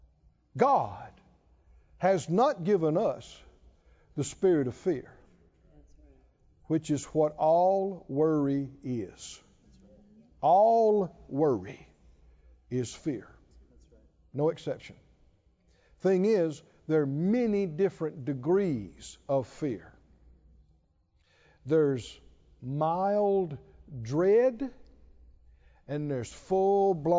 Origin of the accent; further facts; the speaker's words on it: the South, United States; I'm from the South